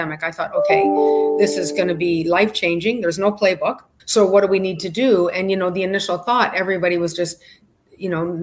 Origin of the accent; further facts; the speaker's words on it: Canada; moved away as an adult; also born or lived in Calgary; now in Miami Beach, United States; I'm Canadian